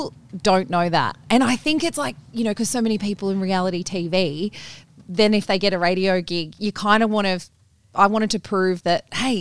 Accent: Bathurst, New South Wales, Australia; moved away; I grew up in Bathurst in New South Wales.

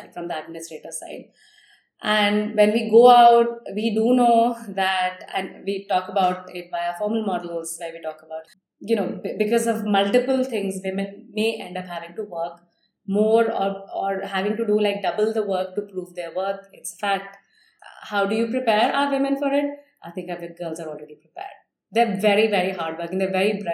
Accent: India; growing up in India

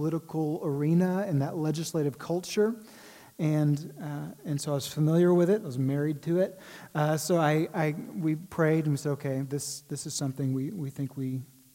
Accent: Waco, Texas, United States; moved away as an adult; also born or lived in Washington, D.C.; I'm a Texas boy. I grew up in Waco

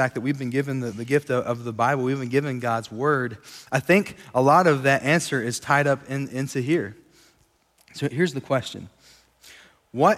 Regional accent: Sweetwater, Texas, United States; now in Lubbock, United States; We grew up in Sweetwater, Texas, not too far from here. And so we consider West Texas home

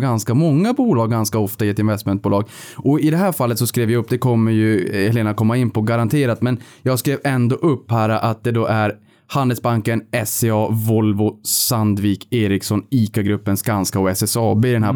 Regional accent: Norrbotten County, Sweden; Jag kommer från Norrbotten själv

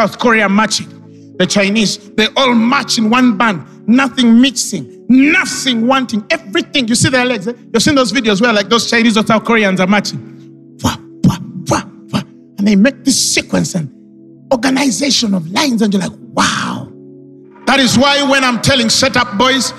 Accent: Uganda; Born and raised in Uganda

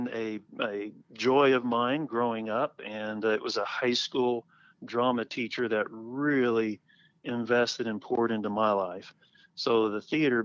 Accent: Oklahoma City, Oklahoma, United States; moved away as an adult; also born or lived in Los Angeles; now in Northwest Arkansas, United States; Growing up in Oklahoma City

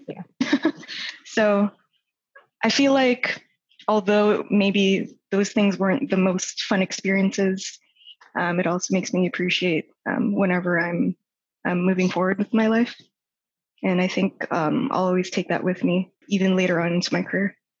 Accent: Toronto, Ontario, Canada; moved away as an adult; also born or lived in Vancouver / Calgary; I was born and raised in Toronto, and that's where I currently am.

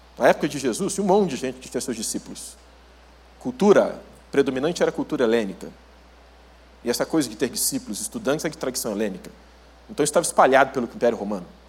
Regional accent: Rio de Janeiro, Brazil; now in Curitiba, Brazil; sou natural do Rio de Janeiro, mas moro em Curitiba

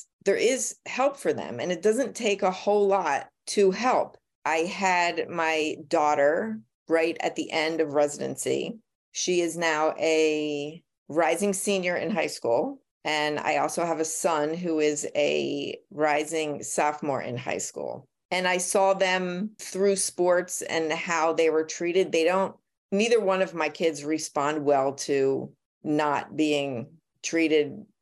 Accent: Philadelphia, Pennsylvania, United States; I was born and raised in Philadelphia.

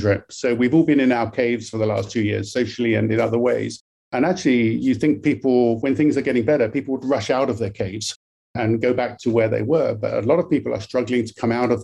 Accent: United Kingdom; now in British Columbia, Canada; I'm obviously from the UK, you can tell from my accent originally

